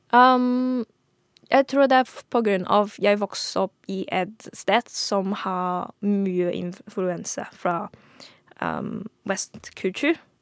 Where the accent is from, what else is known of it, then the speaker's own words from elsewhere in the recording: Hong Kong; Norwegian is a second language; moved away as an adult; now in Oslo, Norway; Jeg er født og vokst opp i Hongkong